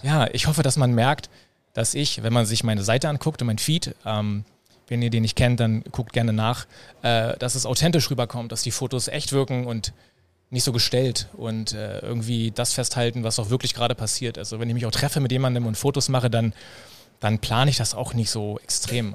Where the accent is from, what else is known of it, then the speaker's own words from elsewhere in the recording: Berlin, Germany; Berliner, ja, geboren in Berlin, groß geworden in Berlin und lebe hier